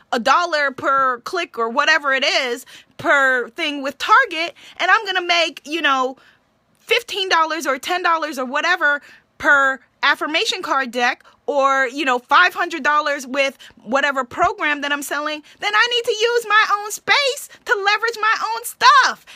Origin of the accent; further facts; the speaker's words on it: New York, United States; I'm from New York